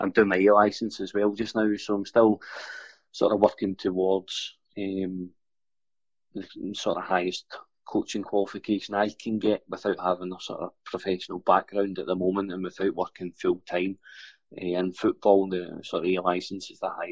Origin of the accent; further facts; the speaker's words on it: Airdrie, Scotland, United Kingdom; Born and raised in Airdrie. Currently staying in a wee village just outside Airdrie.